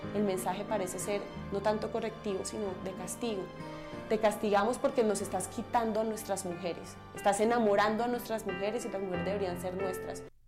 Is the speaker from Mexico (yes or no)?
no; Montes de María, Colombia; Soy mujer transgénero de los Montes de María